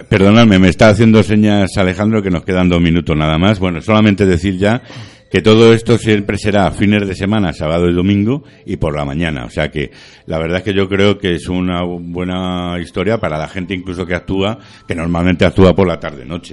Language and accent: Spanish; Madrid, Community of Madrid, Spain; soy de Vallecas